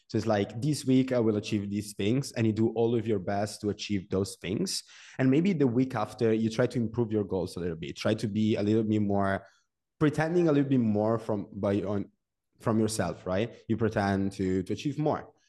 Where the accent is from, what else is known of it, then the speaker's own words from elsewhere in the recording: Genoa, Liguria, Italy; also born or lived in Venice / Milan; I'm from Genoa. It's a small city in Italy.